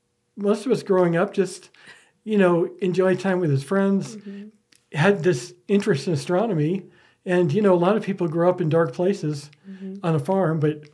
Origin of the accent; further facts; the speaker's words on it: Midwest, United States; moved away; I grew up in the Midwest